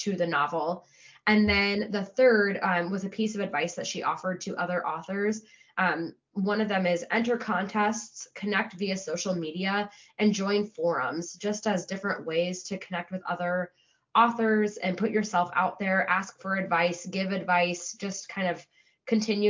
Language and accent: English; Midwest, United States; I'm a Midwesterner.